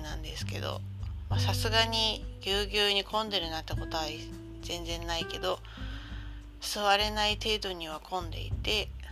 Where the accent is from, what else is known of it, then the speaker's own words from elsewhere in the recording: Tohoku, Japan; moved away; 出身のところも東北なので